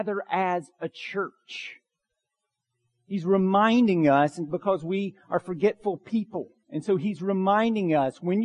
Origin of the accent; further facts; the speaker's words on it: Bartow County, Georgia, United States; Growing up in Bartow County